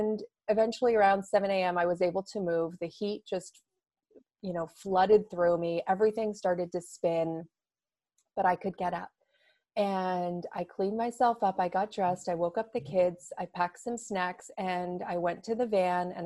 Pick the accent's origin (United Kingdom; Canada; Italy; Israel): Canada; Toronto, Ontario; moved away as an adult; now in Seattle, United States; I'm Canadian. I'm from Toronto